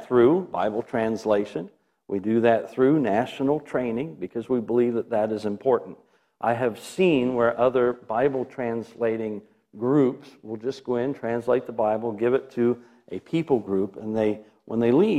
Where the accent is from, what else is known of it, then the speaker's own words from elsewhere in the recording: Milford, United States; I'm from Milford.